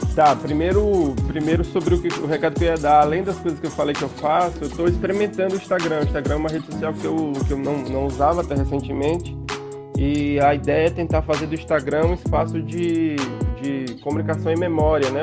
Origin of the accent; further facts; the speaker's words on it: interior of Alagoas, Brazil; sou de uma cidade do interior de Alagoas